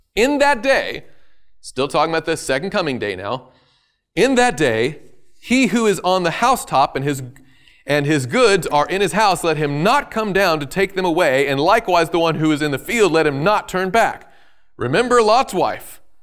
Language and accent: English; the South, United States; I'm from the South